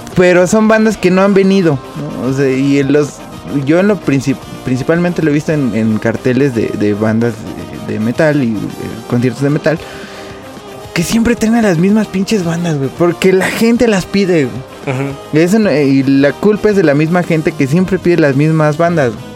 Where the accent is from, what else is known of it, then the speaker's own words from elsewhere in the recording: Nezahualcóyotl, State of Mexico, Mexico; Yo soy de Nesa, no es, no es ninguna cosa mala contra Nesa. Yo soy de Nesa